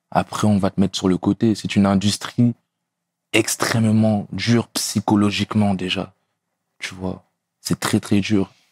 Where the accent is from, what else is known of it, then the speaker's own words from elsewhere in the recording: France; Pourtant, je suis français, tu vois.